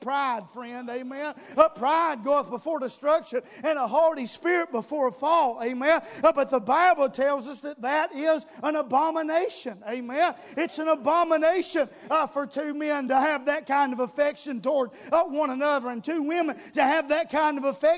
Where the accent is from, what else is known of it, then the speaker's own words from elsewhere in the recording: United States; we're Americans